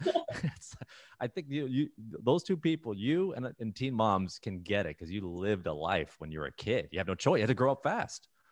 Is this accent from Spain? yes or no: no; Toronto, Ontario, Canada; moved away as an adult; now in United States; growing up in Toronto, I never moved